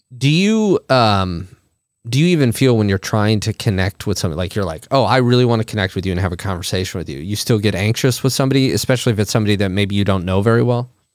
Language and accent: English; Monticello, Illinois, United States; We're from the same hometown